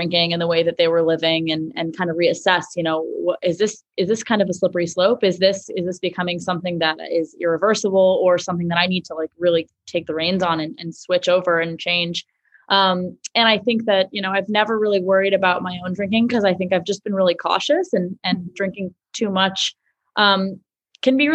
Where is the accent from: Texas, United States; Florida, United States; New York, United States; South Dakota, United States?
New York, United States; New York City; I grew up in Manhattan